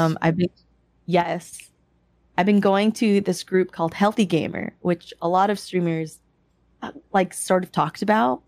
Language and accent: English; United States; also born or lived in Philippines (parents' origin); I grew up in a Canadian Asian American household